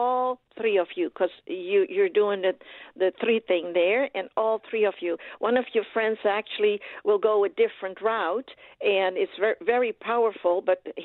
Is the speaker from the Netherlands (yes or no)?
yes; Netherlands; I am from Holland, you all, so I'm Dutch